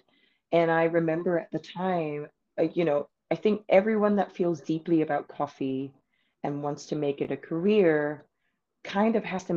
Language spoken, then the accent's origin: English; Singapore; moved away as an adult; also born or lived in United Kingdom; I'm from Singapore, and I only started working in coffee after I left Singapore and moved to the United Kingdom, where I was based for 9 years